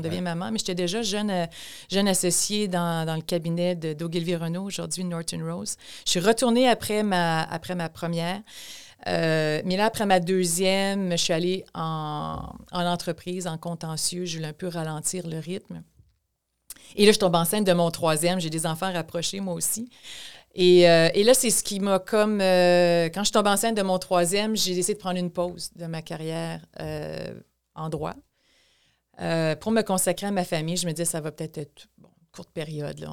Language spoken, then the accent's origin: French; Thetford Mines, Quebec, Canada; moved away as an adult; also born or lived in Montreal; je suis née à Tedford Mines, donc dans la région de Chaudière-Appalaches